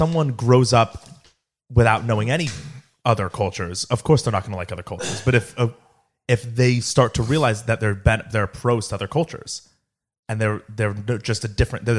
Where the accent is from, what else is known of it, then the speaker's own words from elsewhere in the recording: United States; They were Pakistani. Okay. Pakistani Muslims. So, right. Like, so how we're American Jews.